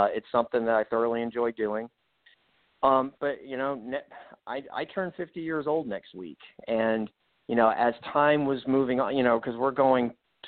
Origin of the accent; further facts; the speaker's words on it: New York, United States; Growing up on Long Island, the Yankees were my team, the Jets.